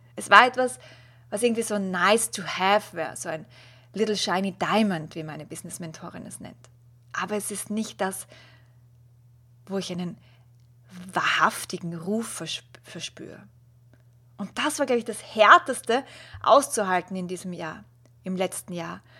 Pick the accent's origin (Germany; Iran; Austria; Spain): Austria; als Österreicherin